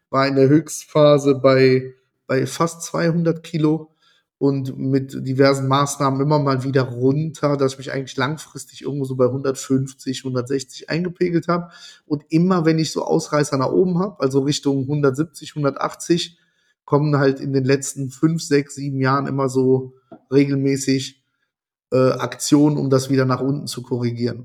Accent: Italy; ich bin Italiener

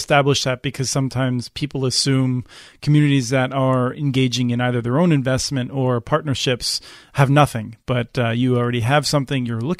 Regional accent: Lehigh Valley, Pennsylvania, United States; growing up in the Lehigh Valley.

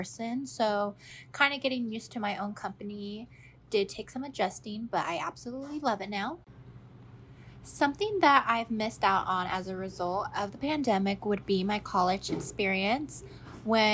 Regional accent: Sacramento, California, United States; I am from Sacramento.

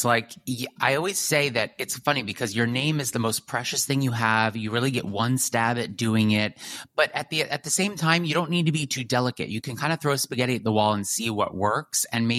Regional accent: New York City, New York, United States; as a New Yorker who loves to run around the city

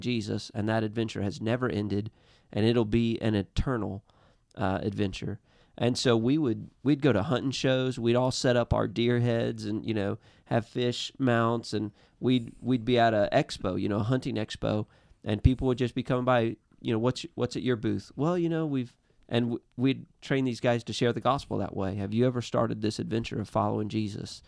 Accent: Missouri, United States; we're from Missouri

